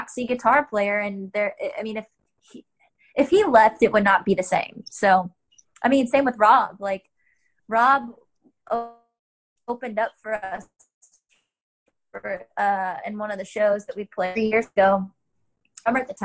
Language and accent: English; Charlotte, North Carolina, United States; I grew up in Charlotte